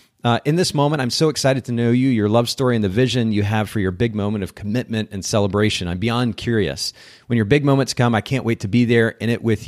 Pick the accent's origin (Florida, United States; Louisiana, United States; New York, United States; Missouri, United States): Florida, United States; Tampa; I grew up here in Tampa, the oldest of three children, one of whom is mentally disabled.